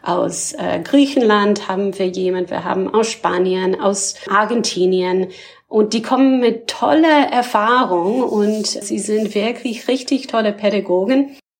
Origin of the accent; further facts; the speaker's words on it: Canada; German is a second language; moved away as an adult; also born or lived in Ontario; now in Berlin, Germany; Ich komme allerdings ursprünglich aus Kanada